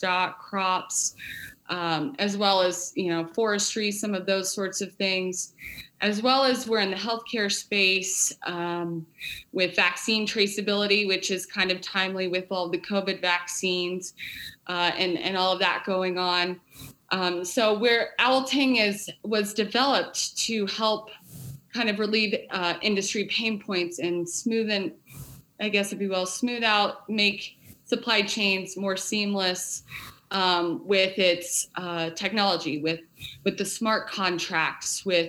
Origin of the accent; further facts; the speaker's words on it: Casper, Wyoming, United States; I grew up in Casper, Wyoming native